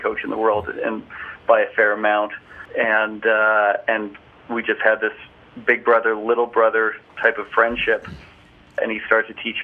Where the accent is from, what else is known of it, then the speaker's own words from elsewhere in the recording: Calgary, Alberta, Canada; also born or lived in Orlando; I am in my hometown of Calgary, Alberta, Canada, which is where I live full-time